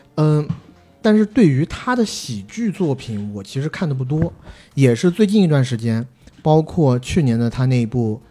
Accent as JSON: {"language": "Chinese", "country": "China", "said": "我们作为大陆人的身份"}